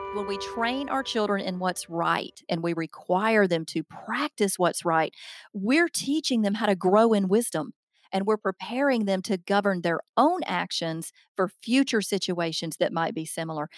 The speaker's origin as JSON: {"language": "English", "region": "the South", "country": "United States", "accent": "Southern", "lives_now": "Alabama, United States", "said": "I'm obviously from the South."}